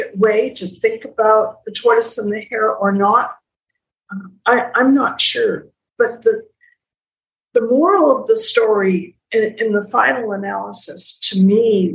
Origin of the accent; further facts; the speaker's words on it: Calgary, Alberta, Canada; I'm from Calgary